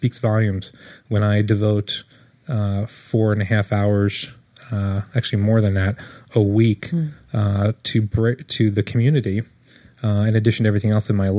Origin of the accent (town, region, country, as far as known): Monterey, California, United States